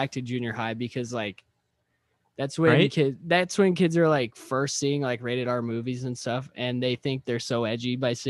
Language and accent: English; Midwest, United States; us growing up in the Midwest, like, country music is the, like, prime, like, fucking genre of music over here.